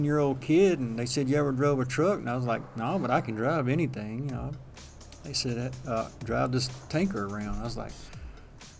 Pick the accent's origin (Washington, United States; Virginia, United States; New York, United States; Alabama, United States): Virginia, United States; Danville; I'm from Danville, Virginia